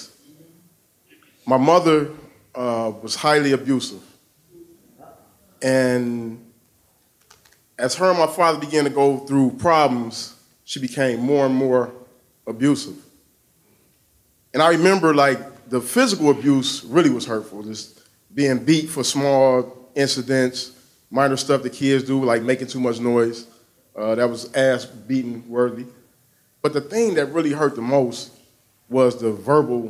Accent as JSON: {"language": "English", "town": "Detroit", "region": "Michigan", "country": "United States", "tie": "born or raised there", "said": "I grew up on the east side of Detroit."}